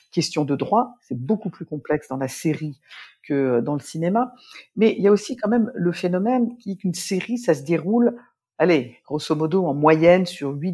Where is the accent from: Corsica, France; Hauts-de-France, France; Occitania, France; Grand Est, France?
Grand Est, France; Nancy; born there; je suis née à Nancy, je le souligne souvent, surtout quand je suis à Lille un pour ne pas apparaître comme une Parisienne